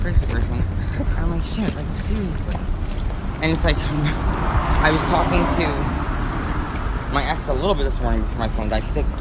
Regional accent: New Jersey, United States; now in Orlando, United States; I'm from New Jersey

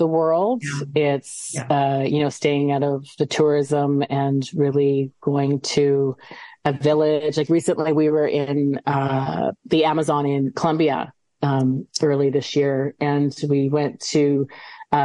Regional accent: Canada; now in Scotland, United Kingdom; I'm from Canada.

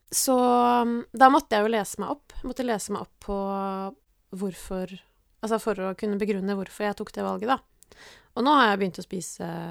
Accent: Norway; now in Oslo, Norway; Jeg er fra Sigrud. Mm. Uh. Er oppvokst i skogen

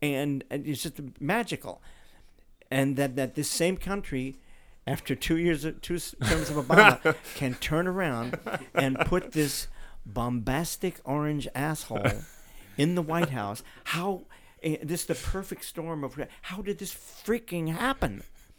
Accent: Australia; But then I'm from Australia.

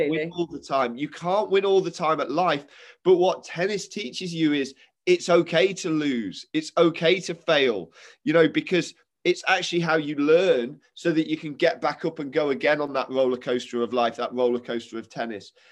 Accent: Derby, East Midlands, United Kingdom; two Derby folk

